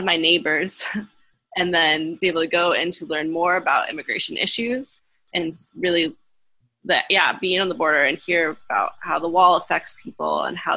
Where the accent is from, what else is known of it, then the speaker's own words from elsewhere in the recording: Kansas, United States; also born or lived in Berne, Indiana; now in Goshen, United States; I grew up originally in Kansas, graduated high school in Bern, Indiana